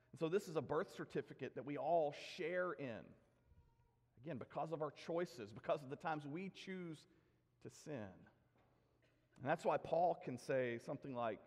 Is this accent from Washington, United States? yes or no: no; Nashville, Tennessee, United States; I was delivered by Dr. Horace Estes in Donelson, Tennessee, in Davidson County